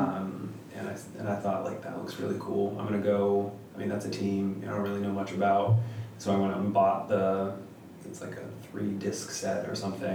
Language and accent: English; New Hampshire, United States; moved away as an adult; also born or lived in Standish, Maine; I'm from New Hampshire originally